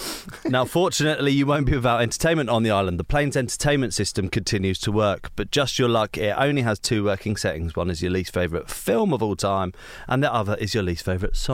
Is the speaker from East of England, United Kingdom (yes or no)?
yes; Hertfordshire, East of England, United Kingdom; It's a little cinema in my hometown in Hertfordshire.